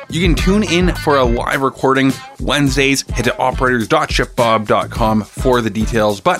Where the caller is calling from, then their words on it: San Francisco, California, United States; I am in San Francisco. So, one of the first places to shelter in place in the US